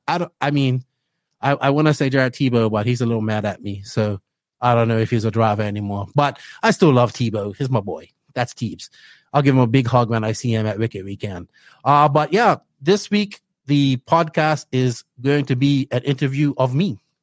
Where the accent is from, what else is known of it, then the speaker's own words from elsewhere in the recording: Bermuda; accent: Bermudian; moved away as an adult; now in Dominican Republic; Bermuda, growing up in Bermuda